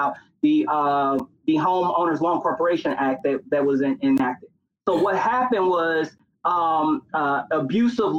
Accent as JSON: {"language": "English", "town": "Gary", "region": "Indiana", "country": "United States", "tie": "born or raised there", "said": "Gary, Indiana, my hometown"}